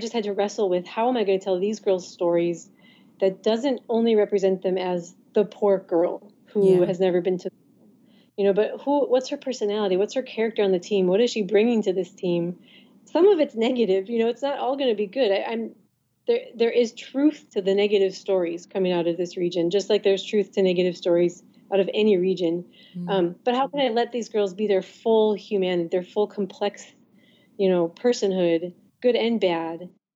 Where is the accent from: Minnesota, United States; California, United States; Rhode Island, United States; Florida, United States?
Minnesota, United States; moved away as an adult; now in Somaliland; I'm from Minnesota originally.